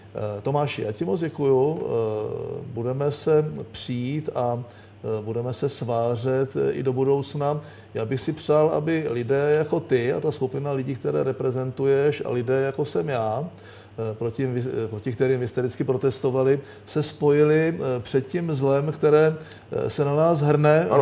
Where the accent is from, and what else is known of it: Czechia